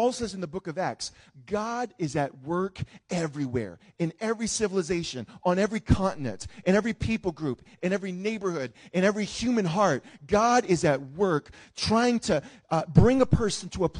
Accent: New Orleans, Louisiana, United States; growing up in New Orleans around Mardi Gras

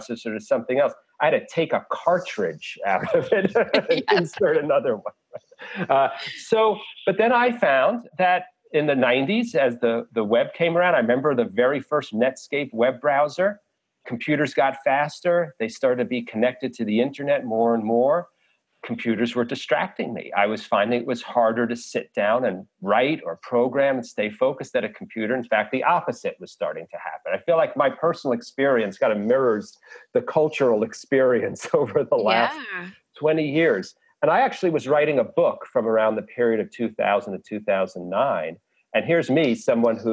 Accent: New York City, New York, United States; I grew up in New York City

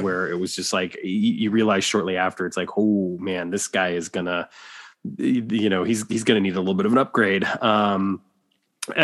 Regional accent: Waterloo, Iowa, United States; my hometown of Waterloo, Iowa

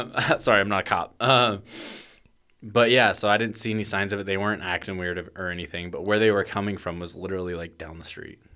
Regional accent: Portland, Oregon, United States; growing up in Portland

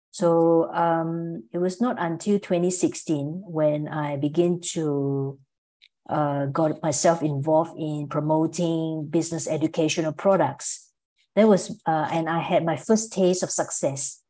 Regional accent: Malaysia; moved away as an adult; also born or lived in Singapore / Melbourne, Australia; I'm from Malaysia originally, but I spent about 14 years living in Singapore and Melbourne, Australia.

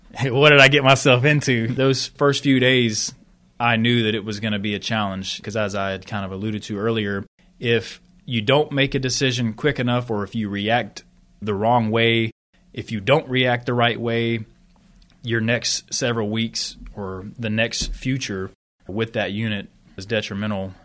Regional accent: Sanford, North Carolina, United States; moved away as an adult; also born or lived in Texas / Qatar / Korea / Oklahoma; now in West Point, United States; I'm from Sanford, North Carolina, right outside of Fort Bragg, about forty minutes

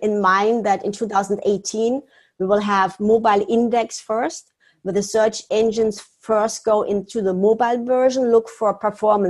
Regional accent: Germany; now in Florida, United States; I'm originally from Germany. I live now in beautiful Florida

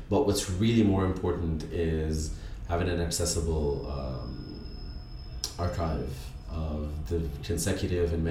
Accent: Alexandria Governorate, Egypt; I was from Stanley. I am from Stanley, and Stanley Bay had this the beautiful cabins that wrapped all the way around

